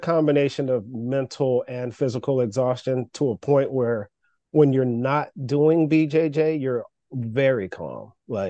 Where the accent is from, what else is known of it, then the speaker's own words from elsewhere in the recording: North Carolina, United States; Long time ago when I moved here to the Maryland area, because I'm originally from North Carolina, I was in several bands.